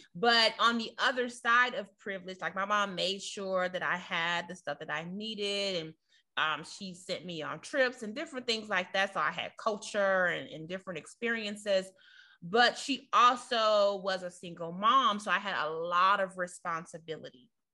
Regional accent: Chicago, Illinois, United States; moved away as an adult; now in Virginia, United States; we're from the inner city of Chicago

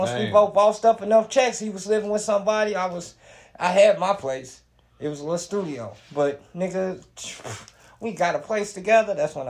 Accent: Gary, Indiana, United States; Yeah, I'm from Gary.

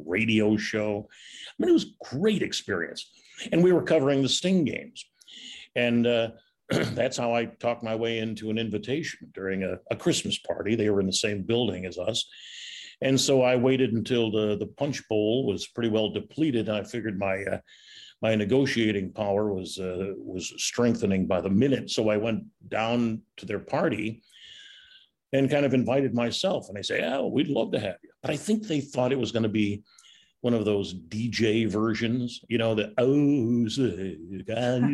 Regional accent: Chicago, Illinois, United States; growing up on the South Side, you know, working at Comiskey Park was kind of a childhood dream coming true

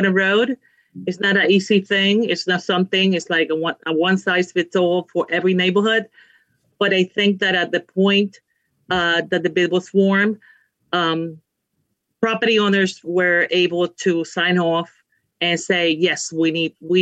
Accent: Dominican Republic; also born or lived in Puerto Rico / Bronx, New York; now in New York, United States; I'm from Puerto Rico, but I was raised in Dominican Republic

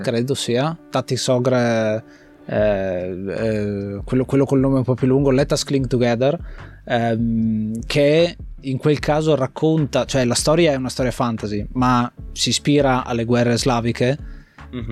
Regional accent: Gorizia, Friuli-Venezia Giulia, Italy; sono nato lì, eh, sono nato a Gorizia, eh, in quella zona

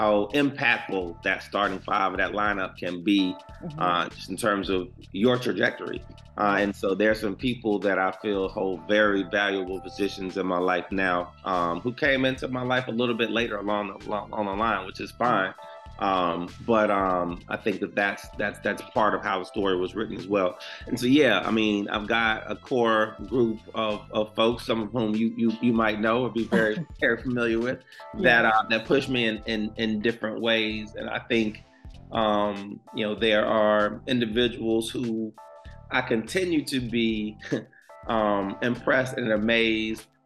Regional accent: United States; I grew up in Washington Park, which was not so great neighborhood

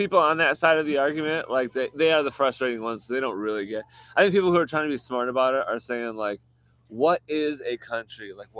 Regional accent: United States; because we're American

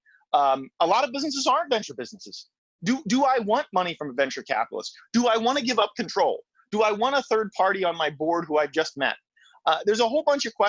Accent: Lansdale, Pennsylvania, United States; moved away as an adult; also born or lived in Silicon Valley / Philadelphia; It's where I grew up. I grew up in Lansdale.

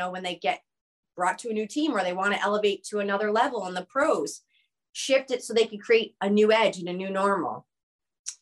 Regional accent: Connecticut, United States; also born or lived in New York; I grew up in the East Coast. Connecticut is my home state

